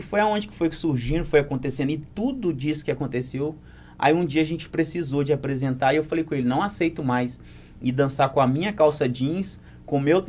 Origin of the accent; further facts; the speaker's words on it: Muriaé, Minas Gerais, Brazil; Eu sou cria de Santa Terezinha com Marambaia